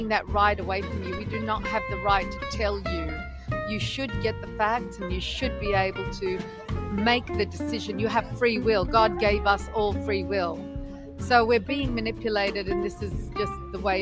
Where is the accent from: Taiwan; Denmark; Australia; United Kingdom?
Australia; also born or lived in Lebanon; we migrated when I was 5, and I grew up all my life in Australia.